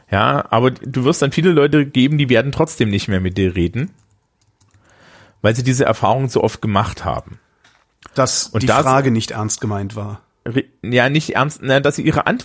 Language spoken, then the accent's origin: German; Thuringia, Germany; vielleicht solltest du mal mit jemandem aus Sachsen drüber reden und nicht mit mir, weil ich bin ja Thüringer und wir finden die auch ein bisschen komisch.